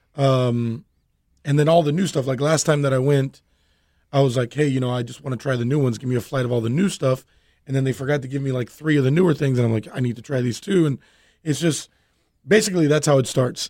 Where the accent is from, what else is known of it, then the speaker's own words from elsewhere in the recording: Miami, Florida, United States; born and raised Cuban American and from Miami